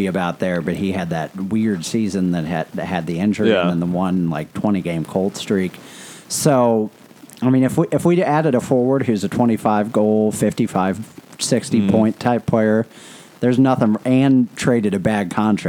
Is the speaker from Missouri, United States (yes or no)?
yes; St. Louis, Missouri, United States; It's my hometown and I love it.